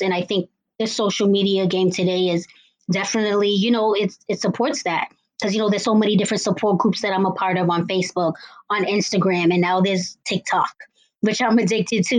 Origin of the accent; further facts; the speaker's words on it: Cambridge, Massachusetts, United States; I am from Cambridge, Massachusetts